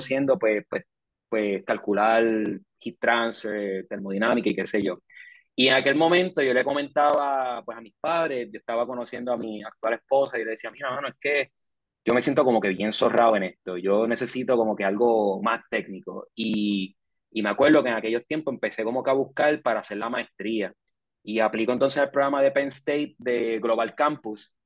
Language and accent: Spanish; Puerto Rico; Yo nací en Puerto Rico en el 89